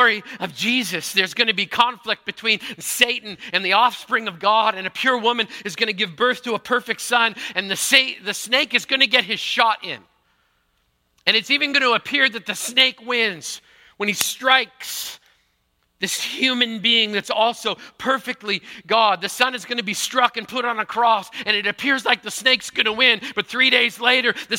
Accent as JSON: {"language": "English", "region": "Manitoba", "country": "Canada", "tie": "born or raised there", "said": "I grew up in Manitoba"}